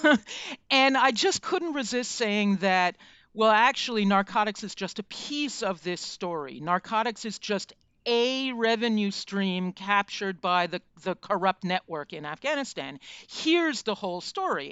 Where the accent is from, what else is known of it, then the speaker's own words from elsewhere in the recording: United States; as an American